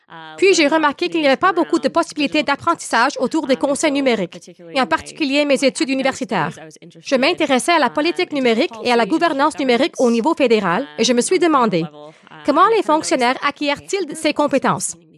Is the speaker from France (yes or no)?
no; Winnipeg, Manitoba, Canada; moved away as an adult; now in Ottawa, Canada; Je suis donc originaire de Winnipeg.